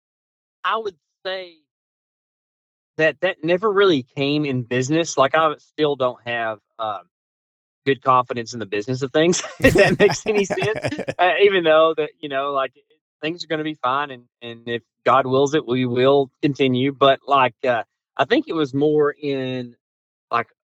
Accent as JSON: {"language": "English", "area": "Lake Fork", "region": "Northeast Texas", "country": "United States", "tie": "born or raised there", "also_born_or_lived": "south of Houston, Texas", "said": "I'm from Northeast Texas, actually. That's where I was born and raised, on the shores of Lake Fork."}